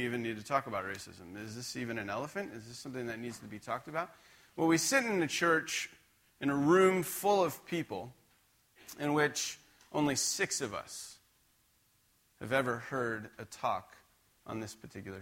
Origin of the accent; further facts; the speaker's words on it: just outside of Scranton, Pennsylvania, United States; now in Spokane, United States; I grew up just outside of Scranton, Pennsylvania